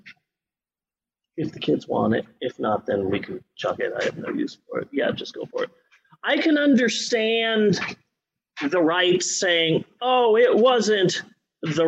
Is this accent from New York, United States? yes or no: no; Phoenix, Arizona, United States; moved away; growing up in Phoenix